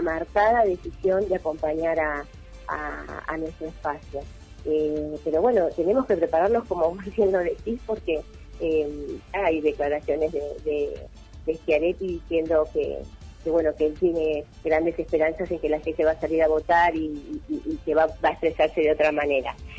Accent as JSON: {"language": "Spanish", "town": "Villa del Dique", "region": "Córdoba", "country": "Argentina", "said": "mi pueblo, Villaldique"}